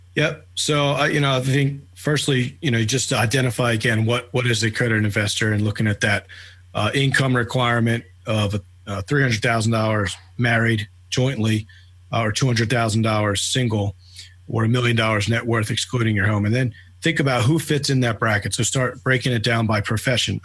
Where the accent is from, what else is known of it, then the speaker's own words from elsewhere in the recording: Philadelphia, Pennsylvania, United States; moved away as an adult; now in Atlanta, United States; born and raised in Philadelphia. I've been in Atlanta, Georgia now for uh, about six and a half years